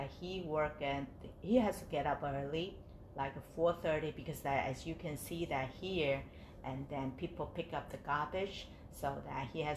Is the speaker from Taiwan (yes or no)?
yes; Taipei, Taiwan; moved away as an adult; now in United States; I grew up in Taiwan, Taipei.